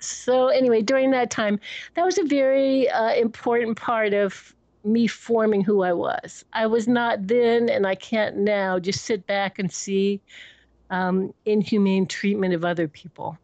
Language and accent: English; Washington, District of Columbia, United States; moved away; also born or lived in Connecticut / San Francisco; I was born in George Washington Hospital in Washington, D.C.